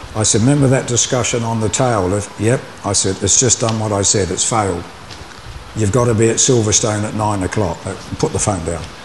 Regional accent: Dunedin, Otago, New Zealand; moved away as an adult; also born or lived in Auckland; my hometown Dunedin

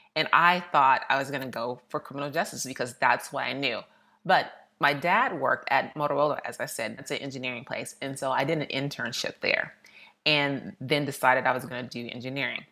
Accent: Austin, Texas, United States; moved away as an adult; also born or lived in Missouri / New York / Philadelphia; I grew up in Austin, Texas.

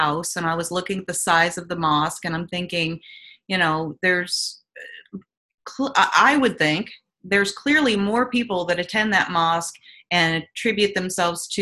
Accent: United States; I grew up in America

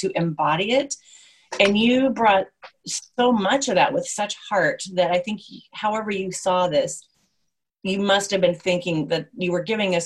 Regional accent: United States; being American

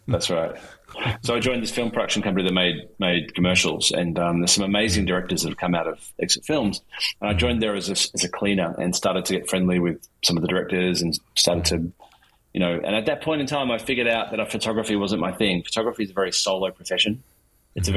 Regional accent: Melbourne, Victoria, Australia; I grew up in Melbourne, in Australia

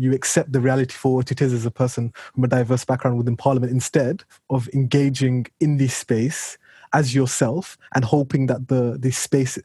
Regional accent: United Kingdom; I'm a British citizen. I was born, brought up here.

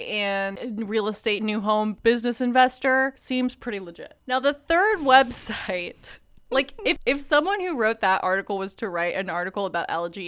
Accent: Katy, Texas, United States; near a town that I grew up in Katy, Texas. So I played soccer at Katy Park, and anyone from Houston will know about Katy, Texas.

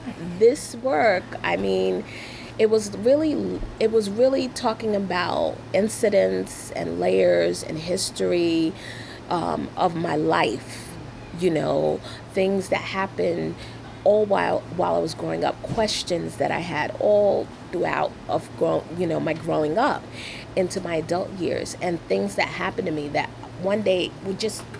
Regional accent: New York City, New York, United States; also born or lived in Brooklyn Heights / Crown Heights; I was raised in Flatbush

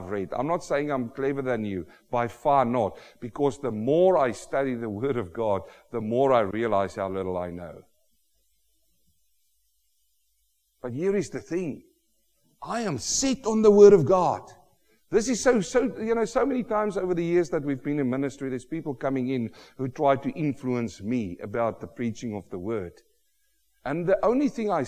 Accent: South Africa; now in Australia; I, as a South African

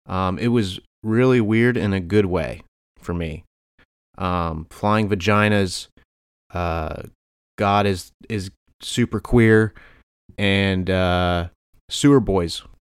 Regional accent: Easton, Pennsylvania, United States; also born or lived in Phillipsburg, New Jersey; I went home to Easton, PA, Phillipsburg, New Jersey, and I went to see my cousin's film.

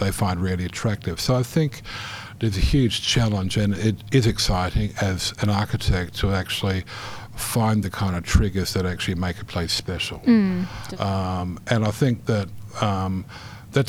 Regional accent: New Zealand; moved away; also born or lived in Netherlands; I grew up in New Zealand from a Dutch family.

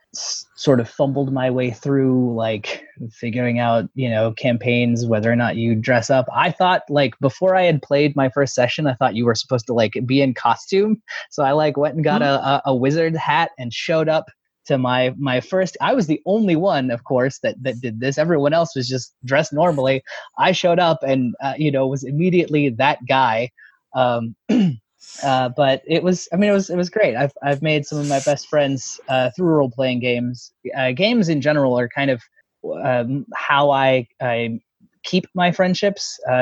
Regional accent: Texas, United States; My pronouns are he, him, and I'm from Texas. Not that you can tell from my voice.

